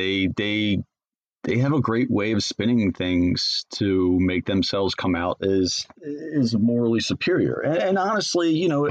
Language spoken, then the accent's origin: English; Baltimore, Maryland, United States; I grew up in Baltimore